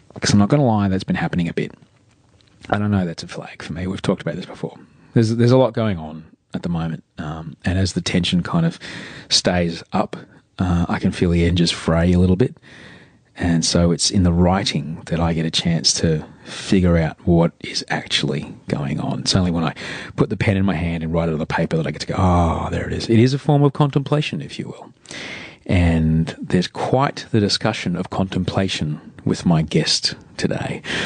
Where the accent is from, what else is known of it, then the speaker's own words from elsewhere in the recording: Australia; as an Australian